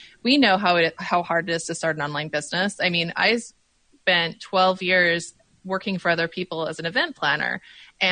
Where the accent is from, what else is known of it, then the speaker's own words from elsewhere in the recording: Utah, United States; moved away as an adult; now in Oregon, United States; I grew up in Utah, but I live in Oregon.